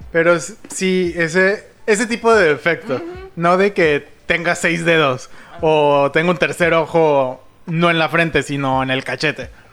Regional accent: Mexico City, Mexico; soy chilango

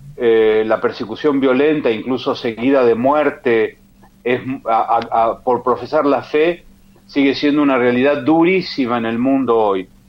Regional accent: Argentina; mi provincia natal

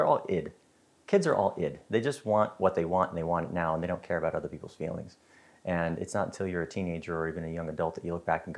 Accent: North Pole, Alaska, United States; moved away as an adult; also born or lived in Iceland; I grew up in North Pole, Alaska

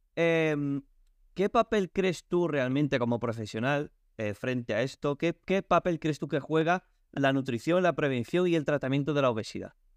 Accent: Portugal; Spanish is a second language; now in Spain; yo soy portugués

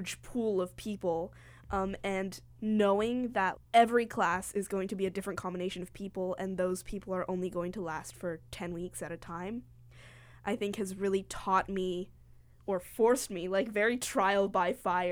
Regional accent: Seattle, Washington, United States; moved away as an adult; now in Chicago, United States; I'm from Seattle.

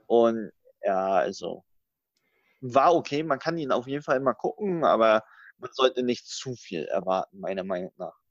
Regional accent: Rostock, Mecklenburg-Vorpommern, Germany; moved away; Bin jetzt morgen tatsächlich mal wieder in Rostock, in MV, in meiner alten Heimat

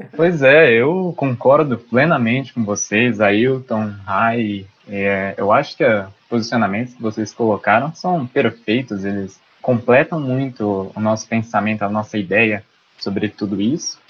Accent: Lins, São Paulo, Brazil; eu sou de Lins, de São Paulo

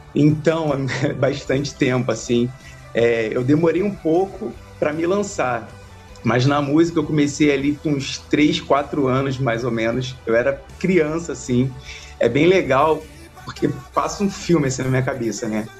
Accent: Salvador, Bahia, Brazil; now in Rio de Janeiro, Brazil; 36 anos, nascido em Salvador, Bahia e naturalizado carioca

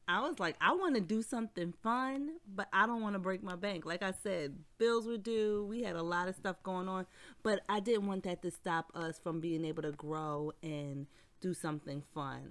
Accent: Philadelphia, Pennsylvania, United States; we're from Philly, and the seventy-sixers, our basketball team

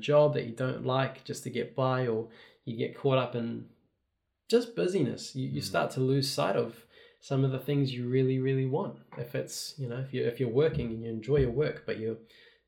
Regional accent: Rotorua, Bay of Plenty, New Zealand; now in Auckland, New Zealand; I'm from Rotorua, but I live in the city now in Auckland

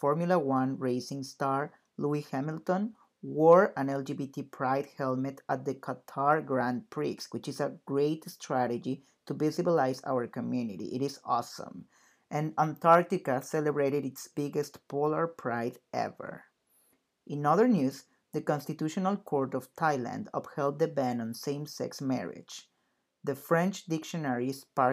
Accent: Mexico City, Mexico; moved away as an adult; now in New York City, United States; I am originally from Mexico City and currently a grad student at NYU, so I am living in New York City.

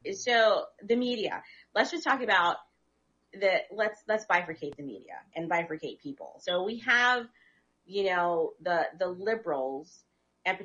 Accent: Kewaskum, Wisconsin, United States; I grew up in Keewaskum, Wisconsin. We were the only black family in the whole entire 3,200 town.

